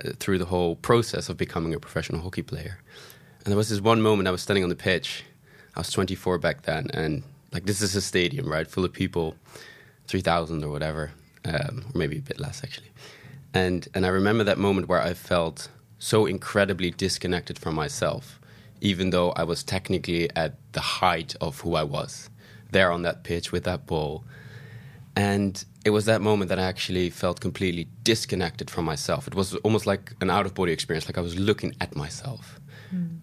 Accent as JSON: {"language": "English", "town": "Amsterdam", "region": "North Holland", "country": "Netherlands", "moved": "as an adult", "lives_now": "London, United Kingdom", "said": "I'm originally from Amsterdam. I've been living in busy London for the last 7 years."}